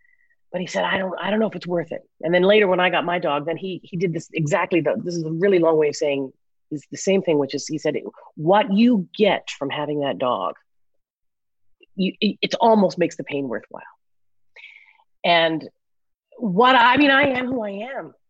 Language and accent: English; Newfoundland and Labrador, Canada; growing up in Newfoundland, we had five Jewish families